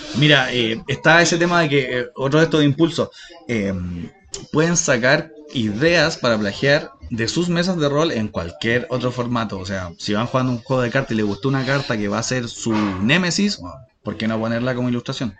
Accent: Chile; accent: Chilean; first language Spanish; somos chilenos

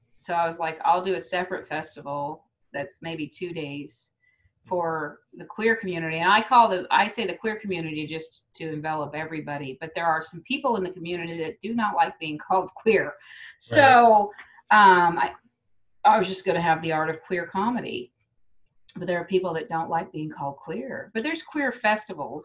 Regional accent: United States; also born or lived in Kansas, United States; I grew up in Texas and in Kansas

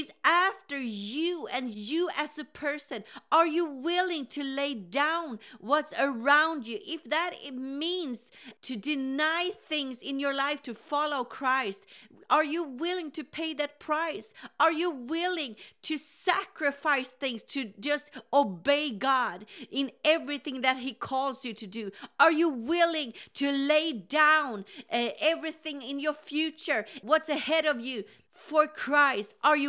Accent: Sweden; English is a second language; Now, I grew up in Sweden where revival started in the 80s.

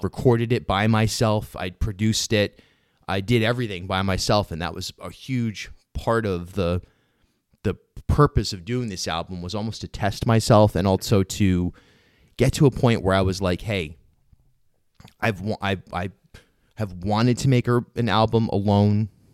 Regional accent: Rhode Island, United States; I grew up in rural Rhode Island, you know, I don't have a Southern accent

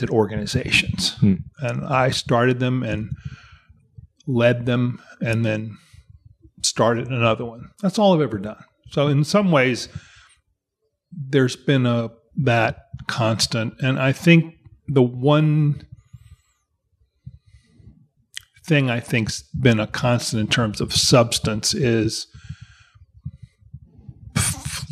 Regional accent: Mississippi, United States; I'm from Mississippi. I was born in 1955. Yeah. And grew up in Mississippi.

